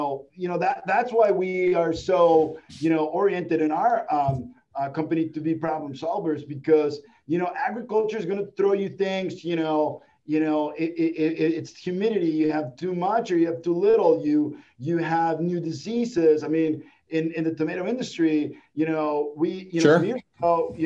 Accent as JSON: {"language": "English", "country": "Mexico", "tie": "born or raised there", "said": "in the 80s growing up in Mexico"}